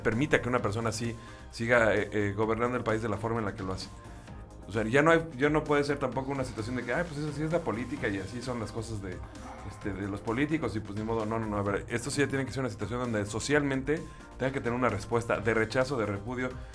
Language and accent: Spanish; Mexico; como mexicano